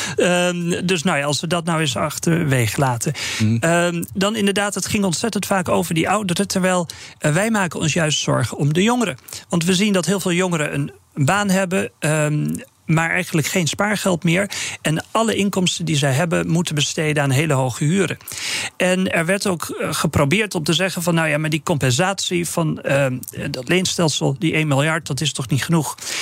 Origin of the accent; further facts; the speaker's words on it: northern Netherlands, Netherlands; ik ben een Noorderling